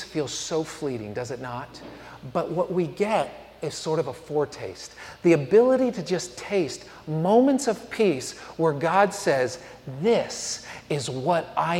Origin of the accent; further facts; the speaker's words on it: San Francisco, California, United States; moved away as an adult; also born or lived in Tuscaloosa, Alabama; growing up in San Francisco